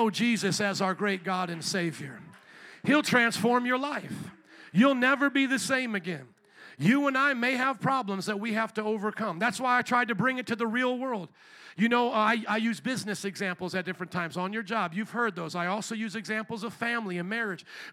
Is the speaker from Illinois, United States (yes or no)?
yes; Chicago, Illinois, United States; I'm from Chicago